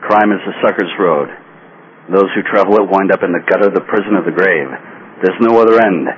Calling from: Tempe, Arizona, United States; I'm from Tempe, Arizona.

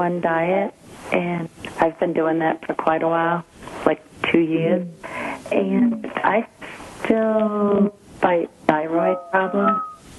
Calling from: Georgia, United States

